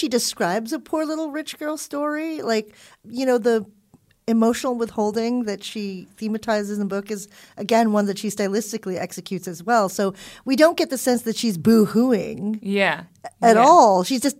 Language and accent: English; California, United States; born or raised there